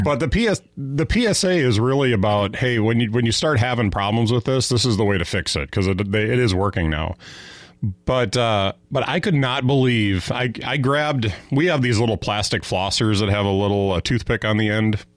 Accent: Fond du Lac, Wisconsin, United States; I grew up in Fond du Lac, which is kind of right in, right in between Green Bay and Milwaukee

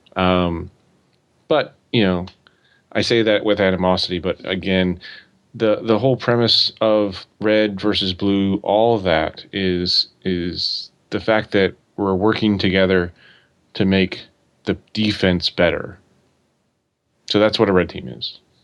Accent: Oregon, United States; I grew up in Oregon

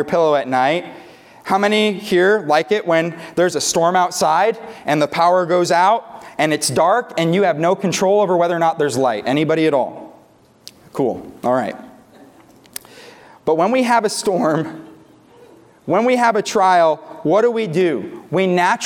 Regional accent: New York, United States; moved away as an adult; now in Tulsa, United States; we're from New York originally. We didn't have tornadoes up there. We just had lake effect snowstorms

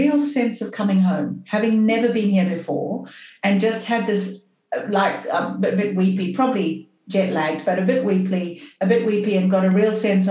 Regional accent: Zimbabwe; moved away as an adult; also born or lived in Canada / United Kingdom; now in Australia; So I was born in Zim, and born and brought up in Zim.

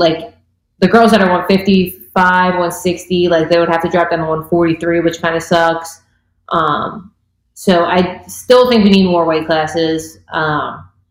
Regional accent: Philadelphia, Pennsylvania, United States; I'm from Philadelphia

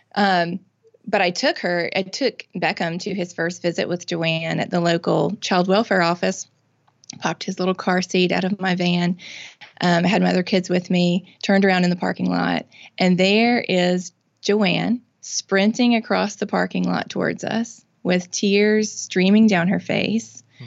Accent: Mississippi, United States; I'm born and raised in Mississippi. I've lived here my whole life

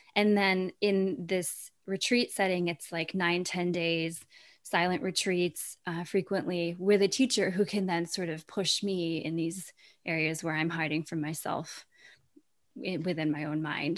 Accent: Vermont, United States; I feel so lucky to have grown up in Vermont

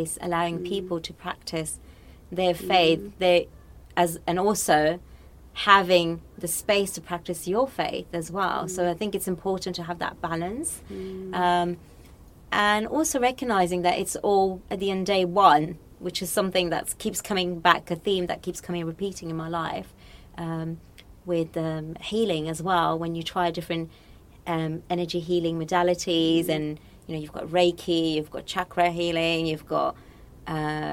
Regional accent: Morocco; I was born and brought up in Morocco

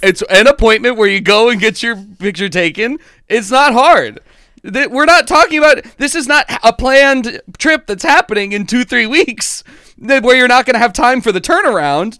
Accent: United States; as a person growing up in America

